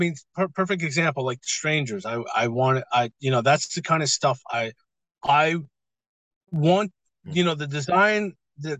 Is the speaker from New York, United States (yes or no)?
yes; New York, United States; now in Las Vegas, United States; I'm in Las Vegas right now. I'm originally from New York